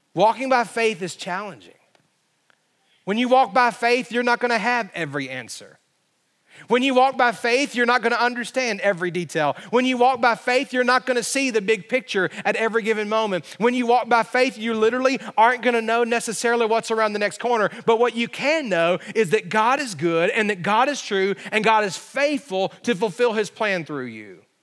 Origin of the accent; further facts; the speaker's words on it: Alabama, United States; when I was growing up in Alabama